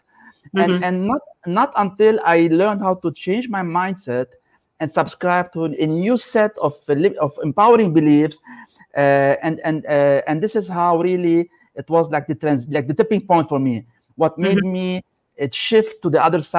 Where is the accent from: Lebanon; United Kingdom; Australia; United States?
Lebanon; moved away as an adult; I come from Lebanon, so I was raised in a country that was affected by civil war